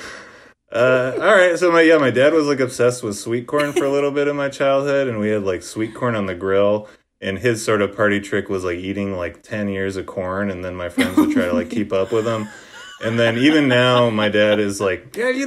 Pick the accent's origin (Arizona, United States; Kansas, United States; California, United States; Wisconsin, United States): Wisconsin, United States; moved away; I grew up in Wisconsin, and my dad was, like, very particular about the way you grilled brats